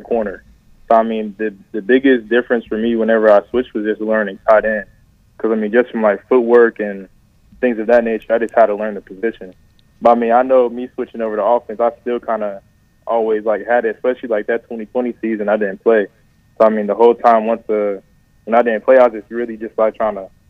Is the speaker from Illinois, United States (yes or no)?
no; Charlotte, North Carolina, United States; growing up in Charlotte, like, I used to pass that stadium, you know, all the time. So, I mean, just having that moment, my first touchdown in the city I was born and raised